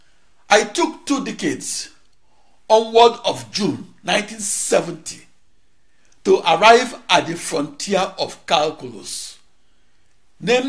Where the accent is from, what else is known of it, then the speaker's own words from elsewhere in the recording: Onitsha, Anambra, Nigeria; moved away as an adult; also born or lived in Akure, Nigeria / Oregon, United States; now in United States; At age 19, I emigrated from Onitsha, Nigeria to Oregon, United States. I last lived in Africa when I was 19 years old.